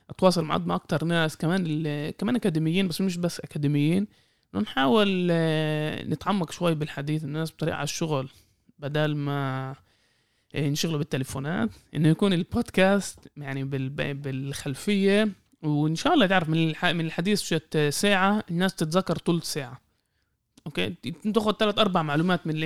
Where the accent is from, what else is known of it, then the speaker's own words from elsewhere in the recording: Palestine; يعني حتى مش كاقليه كفلسطيني احنا كميه المواد اللي انكتبت علينا